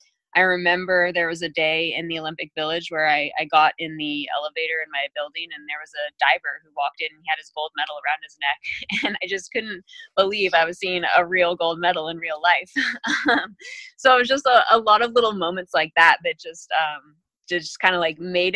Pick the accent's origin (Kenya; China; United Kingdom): United Kingdom; England; born there; I was born in England. My mom is English.